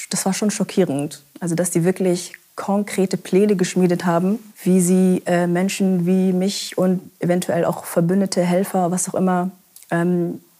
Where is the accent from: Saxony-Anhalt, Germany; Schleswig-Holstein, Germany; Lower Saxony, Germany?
Lower Saxony, Germany; Emsland; ich bin 27. Ich bin im Emsland aufgewachsen. Das ist in Niedersachsen an der holländischen Grenze. Also Dorfkind.